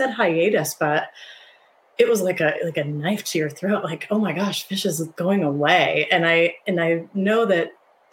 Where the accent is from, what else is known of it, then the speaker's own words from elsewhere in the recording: Ohio, United States; I grew up in Ohio.